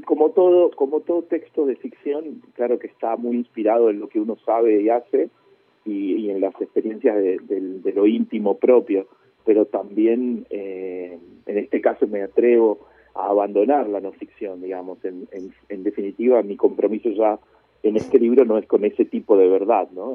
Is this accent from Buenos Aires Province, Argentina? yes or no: no; Cipolletti, Río Negro, Argentina; also born or lived in Chile / La Plata; now in Buenos Aires, Argentina; nosotros nos exiliamos de Chile en el 75 y después yo viví con mi familia en Cipolletti hasta que fui a, la gran ciudad